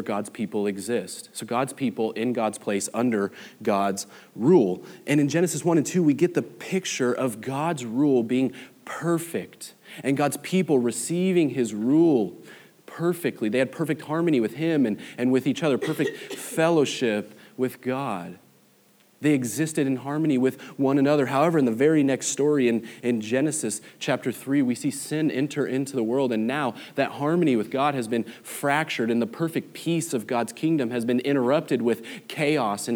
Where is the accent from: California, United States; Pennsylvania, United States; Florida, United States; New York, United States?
California, United States; Los Angeles; moved away as an adult; now in Flower Mound, United States; I'm from Los Angeles, and I vividly remember in second grade going to the Museum of Tolerance there in Los Angeles